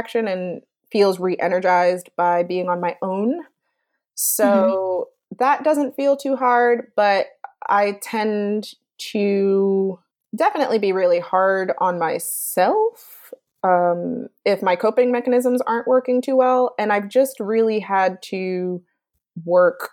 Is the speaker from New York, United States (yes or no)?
yes; New York City, New York, United States; I'm from Brooklyn